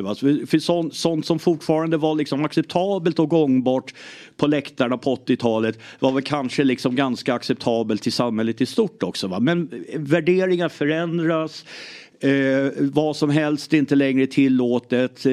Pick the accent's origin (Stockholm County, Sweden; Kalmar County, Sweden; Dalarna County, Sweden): Stockholm County, Sweden; Lidingö; born or raised there; also born or lived in Ireland